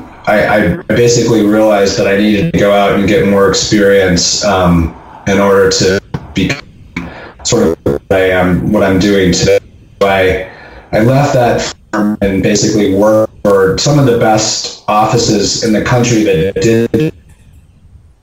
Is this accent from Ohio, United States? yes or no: yes; Ohio, United States; moved away as an adult; also born or lived in Chicago; now in Boulder, United States; I grew up in Ohio